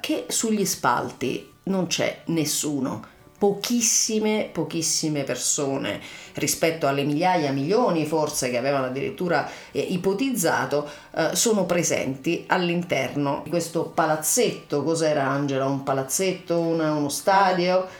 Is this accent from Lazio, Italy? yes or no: yes; Ciociaria, Lazio, Italy; now in Berlin, Germany; io sono Ciociara